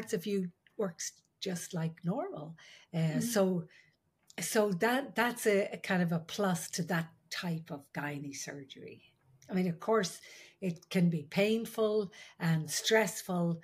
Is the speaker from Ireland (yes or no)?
yes; Ireland; I'm the Irish midwife